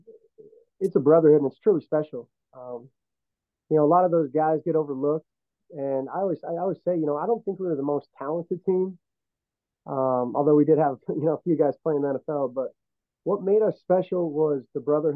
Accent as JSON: {"language": "English", "town": "Butte", "region": "Montana", "country": "United States", "tie": "born or raised there", "said": "growing up in Butte was pretty special"}